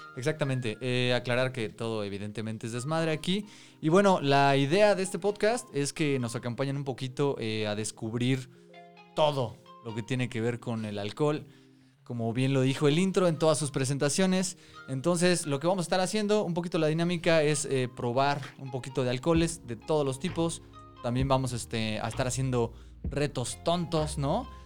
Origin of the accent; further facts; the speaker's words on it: Mexico City, Mexico; Somos tres amigos chilangos